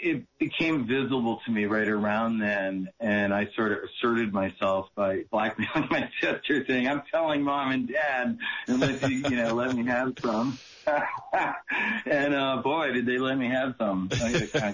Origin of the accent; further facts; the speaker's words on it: Massachusetts, United States; moved away as an adult; also born or lived in New Hampshire; now in Maui, United States; I grew up in the Northeast. And so I was in Massachusetts, at the time